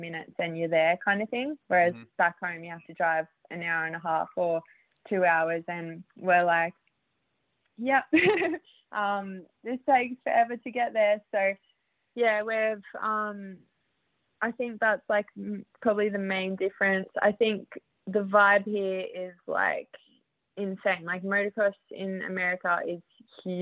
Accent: New South Wales, Australia; moved away as an adult; also born or lived in Queensland / Canberra; now in Southern California, United States; I grew up in New South Wales, but yeah, I'm from Queensland

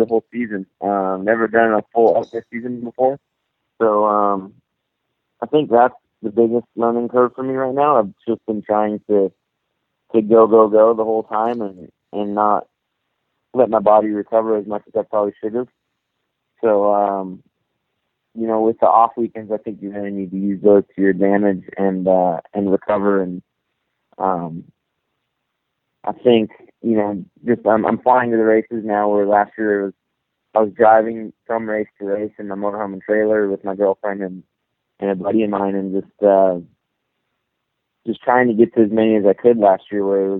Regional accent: Minnesota, United States; I grew up in Minnesota

